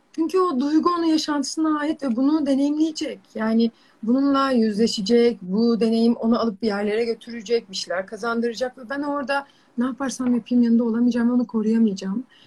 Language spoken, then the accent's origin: Turkish; Çayeli, Rize Province, Turkey; moved away as an adult; ben Rizeliyim. Ee, Çayeli'nde doğdum, büyüdüm. işte üniversiteye kadar hep oradaydım